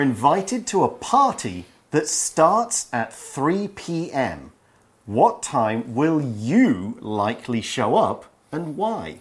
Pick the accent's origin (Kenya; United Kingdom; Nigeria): United Kingdom; I am super British